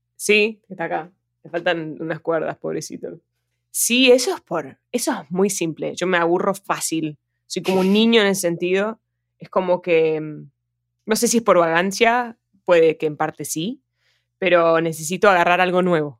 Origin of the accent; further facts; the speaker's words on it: Argentina; Yo, yo soy argentina, siempre voy a ser argentina